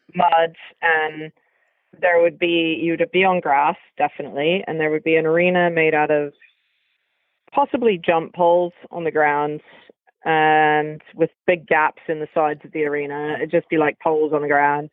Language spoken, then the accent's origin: English; California, United States; where I grew up in California